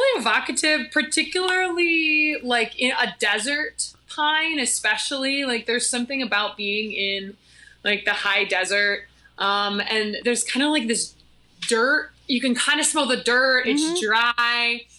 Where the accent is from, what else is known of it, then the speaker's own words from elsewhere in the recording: Minnesota, United States; I'm from Minnesota, so I guess negative 10.